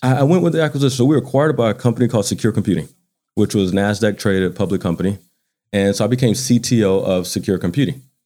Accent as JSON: {"language": "English", "town": "Baton Rouge", "region": "Louisiana", "country": "United States", "tie": "born or raised there", "moved": "as an adult", "lives_now": "Atlanta, United States", "said": "grew up in Baton Rouge. I went to high school in Baton Rouge"}